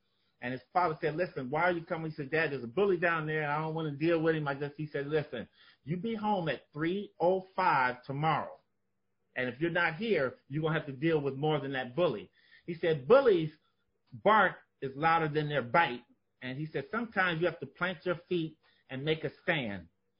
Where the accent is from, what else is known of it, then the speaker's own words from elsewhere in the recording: California, United States; You know this growing up in California, that we always lost to the Celtics.